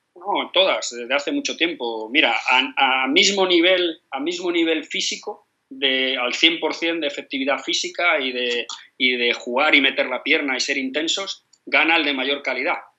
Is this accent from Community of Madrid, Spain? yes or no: yes; Madrid, Community of Madrid, Spain; Yo soy madrileño, como te he dicho, nacido a, 100 metros del Bernabéu